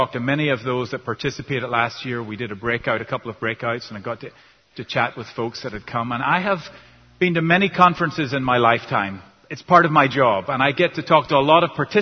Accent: Northern Ireland, United Kingdom; first language English; now in United States; I'm from Northern Ireland originally

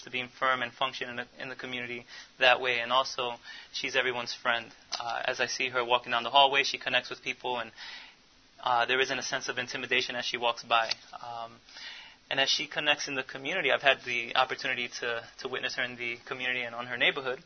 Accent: Philadelphia, Pennsylvania, United States; I was born and raised in North Philadelphia, Puerto Rican.

